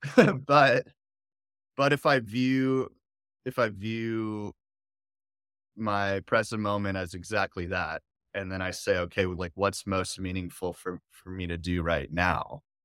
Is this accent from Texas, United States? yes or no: yes; Dallas, Texas, United States; I was born here in Dallas